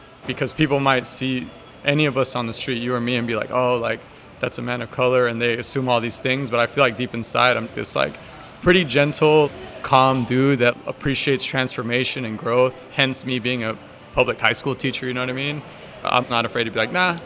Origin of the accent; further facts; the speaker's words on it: the Bay Area, California, United States; a young man of color growing up in the Bay